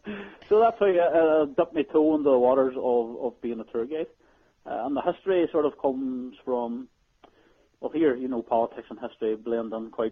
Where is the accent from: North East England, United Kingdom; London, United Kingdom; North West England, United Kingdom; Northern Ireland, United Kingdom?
Northern Ireland, United Kingdom; being Irish